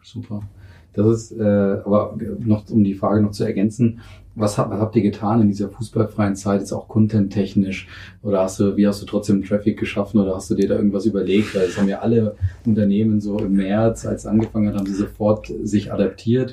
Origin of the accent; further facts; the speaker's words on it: Northern Germany, Germany; moved away; Ich bin Norddeutscher